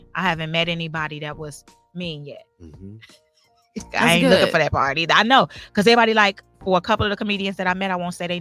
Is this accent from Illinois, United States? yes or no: yes; Chicago, Illinois, United States; I'm from Chicago.